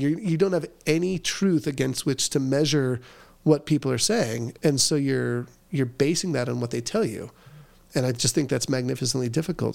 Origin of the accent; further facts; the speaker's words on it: Southern California, United States; I grew up in Southern California